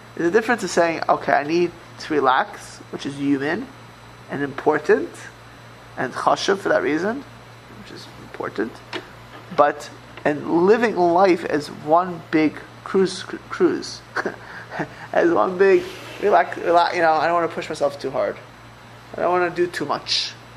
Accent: Miami Beach, Florida, United States; moved away; I grew up in Miami Beach, Florida.

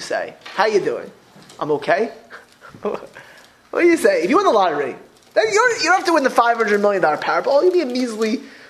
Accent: Florida, United States; I grew up in Florida

